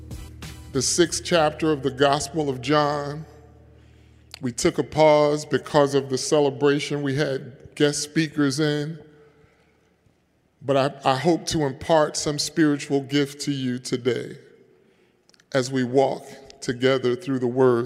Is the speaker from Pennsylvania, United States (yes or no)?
yes; Philadelphia, Pennsylvania, United States; I am a Philadelphian and I'm an African American